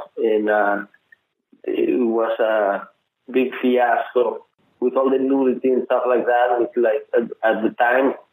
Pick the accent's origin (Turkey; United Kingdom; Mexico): Mexico; Mexico City; I grew up in Mexico City